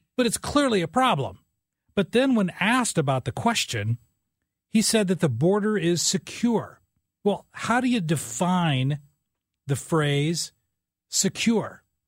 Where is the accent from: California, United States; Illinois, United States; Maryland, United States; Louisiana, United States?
Illinois, United States; southern; I grew up in a small coal mining town in southern Illinois, 5,000 people in the town